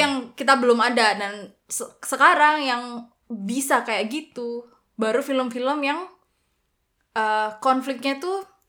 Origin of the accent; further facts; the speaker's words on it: Java, Indonesia; aku kan Jawa